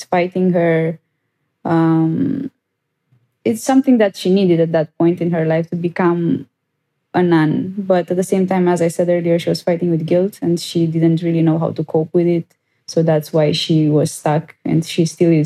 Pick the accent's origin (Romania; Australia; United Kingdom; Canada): Romania; first language Romanian; English is a second language; I speak Romanian as well. It's my home country and my home language.